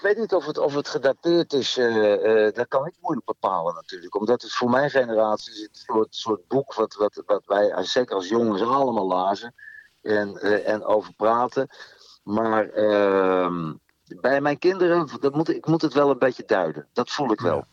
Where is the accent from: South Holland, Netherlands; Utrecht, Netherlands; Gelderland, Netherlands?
Utrecht, Netherlands; Veenendaal; ik kom uit Veenendaal